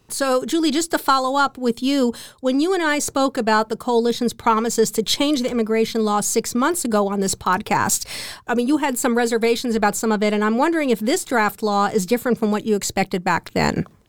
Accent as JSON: {"language": "English", "country": "United States", "moved": "yes", "lives_now": "Berlin, Germany", "said": "I, as an American, can keep my original citizenship in addition to taking on the German one"}